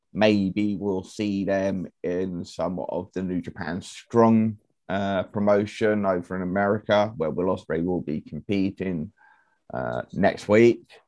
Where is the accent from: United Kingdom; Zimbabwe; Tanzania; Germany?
United Kingdom; we're British